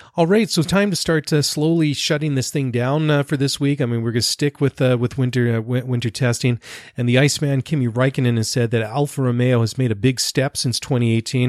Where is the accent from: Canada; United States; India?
Canada; me being Canadian